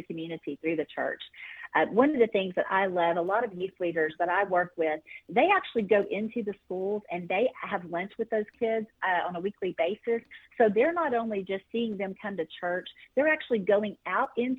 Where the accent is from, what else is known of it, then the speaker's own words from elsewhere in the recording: Texas, United States; my home state of Texas